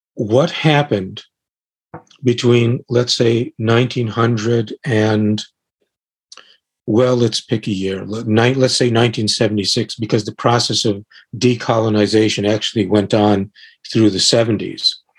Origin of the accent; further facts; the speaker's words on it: United States; I'm American